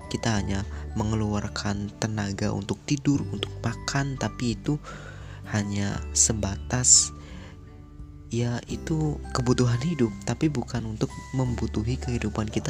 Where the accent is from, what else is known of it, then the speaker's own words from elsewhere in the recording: Cirebon, West Java, Indonesia; jadi asal daerah saya dari Cirebon Jawa Barat